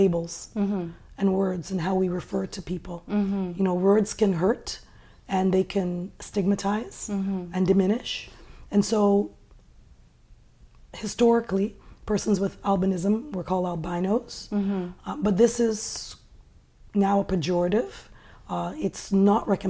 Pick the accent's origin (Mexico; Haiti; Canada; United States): Canada; I grew up here in Canada, and as a woman of color